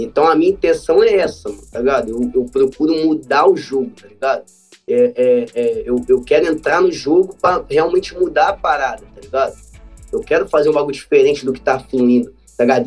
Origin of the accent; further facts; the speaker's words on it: Rio de Janeiro, Brazil; mesmo sendo carioca